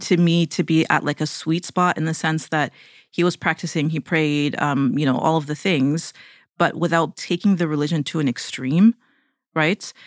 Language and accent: English; Toronto, Ontario, Canada; moved away as an adult; now in United States; we're from Toronto, Canada